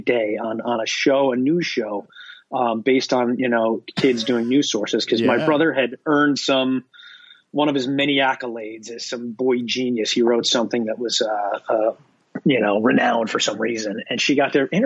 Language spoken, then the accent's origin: English; Binghamton, New York, United States; moved away; growing up in Binghamton, I thought it was very normal until I left Binghamton.